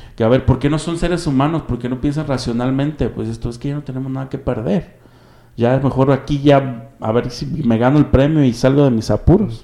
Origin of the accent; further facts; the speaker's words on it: Mexico; nos identificamos prácticamente como mexicanos